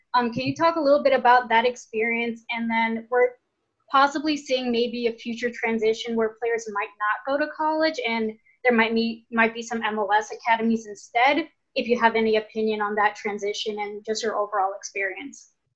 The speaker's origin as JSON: {"language": "English", "town": "New York City", "region": "New York", "country": "United States", "said": "I'm from the Bronx, so we're sending support from out here."}